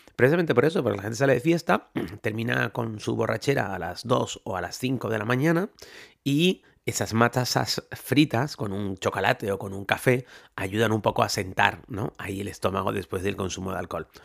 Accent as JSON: {"language": "Spanish", "country": "Spain", "moved": "yes", "lives_now": "New Orleans, United States", "said": "yo como soy español me encanta mojar las masas en chocolate"}